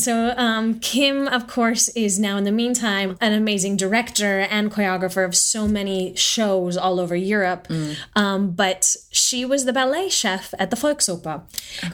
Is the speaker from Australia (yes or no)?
no; Southern California, United States; moved away; also born or lived in Stuttgart, Germany / New York; I grew up in Southern California